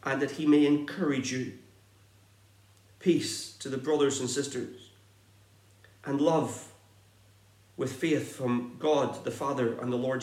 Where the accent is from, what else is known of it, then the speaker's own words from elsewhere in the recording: Northern Ireland, United Kingdom; accent: Irish; moved away as an adult; now in Exeter, United Kingdom; I grew up on a farm in the north of Ireland